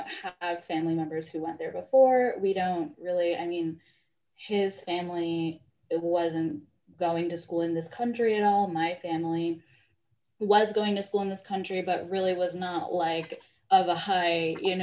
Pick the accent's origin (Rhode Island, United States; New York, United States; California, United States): New York, United States; moved away as an adult; also born or lived in Massachusetts; I was born in New York, and I lived in New York up until college